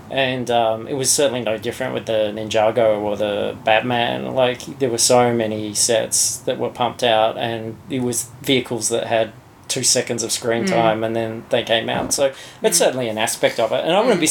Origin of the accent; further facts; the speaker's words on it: Australia; as an Australian